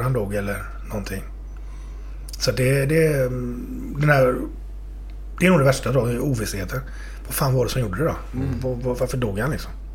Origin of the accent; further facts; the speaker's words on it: Partille, Västra Götaland, Sweden; jag är uppväxt i Partille